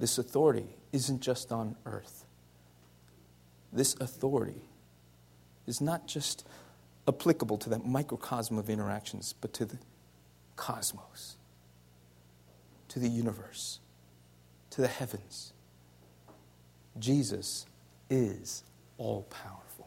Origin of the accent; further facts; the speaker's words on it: Canada; moved away; also born or lived in United States; I'm Canadian and American